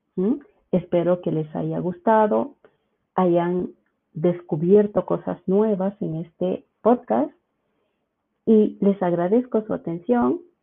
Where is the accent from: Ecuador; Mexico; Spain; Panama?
Ecuador; Quito, Pichincha; soy de Quito, Ecuador